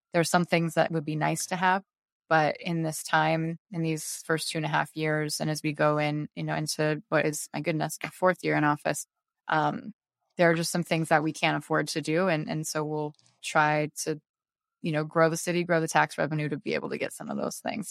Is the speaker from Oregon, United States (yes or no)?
yes; Beaverton, Oregon, United States; moved away as an adult; also born or lived in Japan; now in Scranton, United States; I am from Beaverton, Oregon